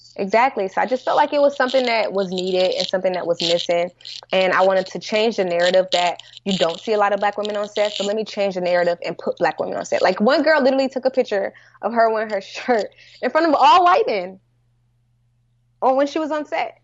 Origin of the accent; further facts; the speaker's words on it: St. Louis, Missouri, United States; moved away; also born or lived in California; I'm from Saint Louis